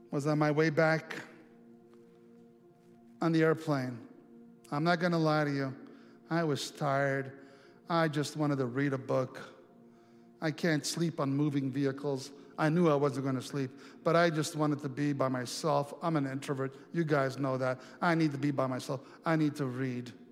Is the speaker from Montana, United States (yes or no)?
yes; Montana, United States; I let me tell you, I'm from Montana, and next thing you know, we spend two and a half hours talking about her life.